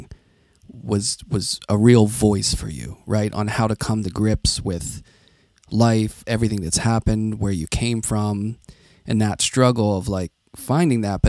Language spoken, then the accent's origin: English; Carnegie, Pennsylvania, United States; I grew up in Carnegie. That's how we say it. We don't say Carnegie. Carnegie, which is just outside of Pittsburgh